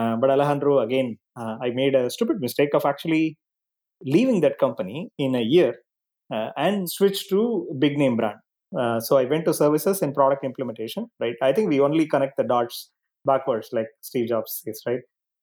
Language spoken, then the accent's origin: English; Chennai, Tamil Nadu, India; So I grew up in a middle-class family with a joint family with my uncles and grandparents and everybody else together.